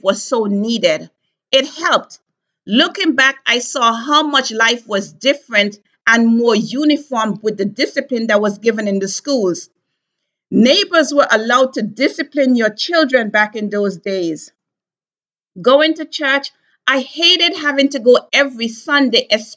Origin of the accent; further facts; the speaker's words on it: Antigua & Barbuda; moved away; my life growing up in Antigua